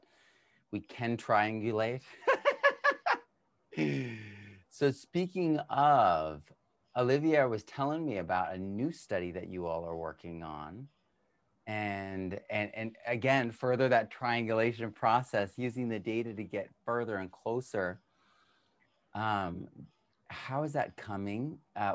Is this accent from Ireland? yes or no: yes; Ireland; I'm Irish